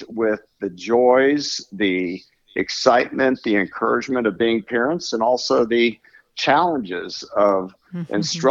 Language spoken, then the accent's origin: English; Florida, United States; I'm from Florida